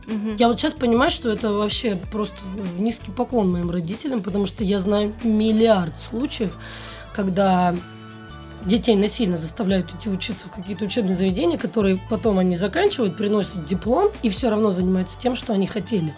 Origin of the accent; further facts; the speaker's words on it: Novosibirsk, Novosibirsk Oblast, Russia; moved away as an adult; now in Moscow, Russia; из Новосибирска